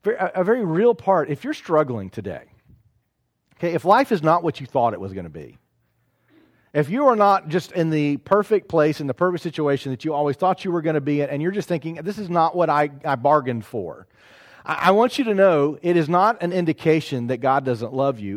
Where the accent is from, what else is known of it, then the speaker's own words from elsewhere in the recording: Knoxville, Tennessee, United States; moved away; also born or lived in South Carolina; I'm in South Carolina, but I'm from Knoxville